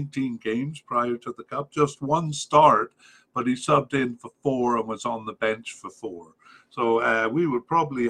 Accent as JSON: {"language": "English", "town": "Cardiff", "region": "Wales", "country": "United Kingdom", "tie": "born or raised there", "said": "we come from Cardiff. I was raised in Cardiff"}